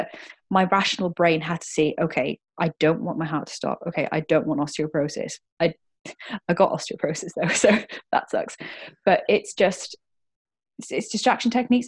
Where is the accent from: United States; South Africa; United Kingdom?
United Kingdom; Cardiff, Wales; I am born and bred in Cardiff, so I'm a Welsh one.